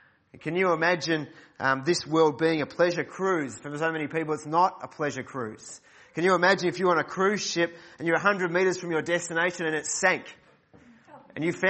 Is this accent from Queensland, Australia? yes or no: no; Mentone, Victoria, Australia; I grew up at Mentone Baptist Church